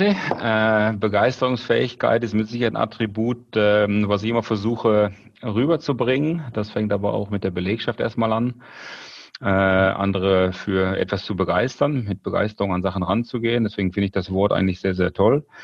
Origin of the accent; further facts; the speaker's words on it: North Rhine-Westphalia, Germany; Und ich komme aus dem Ruhrgebiet, da sind wir eh sehr, sehr direkt und recht schnell kollegial unterwegs.